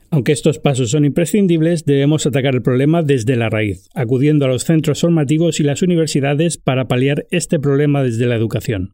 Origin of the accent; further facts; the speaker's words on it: Spain; en España estamos a la cola del mundo